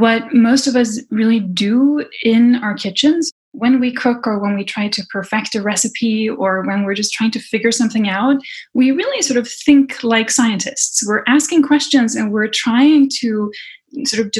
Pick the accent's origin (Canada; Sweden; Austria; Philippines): Sweden; I grew up in Sweden in a family where a lot of the activities centered around food